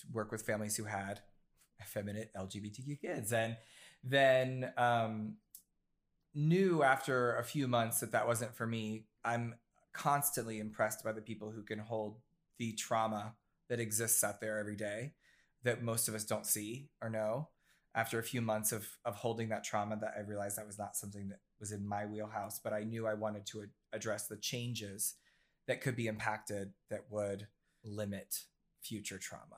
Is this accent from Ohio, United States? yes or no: yes; Ohio, United States; now in New York City, United States; No, so I was raised in Southern Ohio, and the reason I bring that up is because both my parents are Marines.